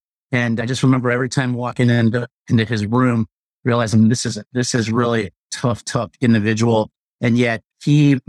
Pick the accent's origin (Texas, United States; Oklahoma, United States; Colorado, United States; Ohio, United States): Ohio, United States; Cleveland; moved away as an adult; I grew up in Cleveland, Ohio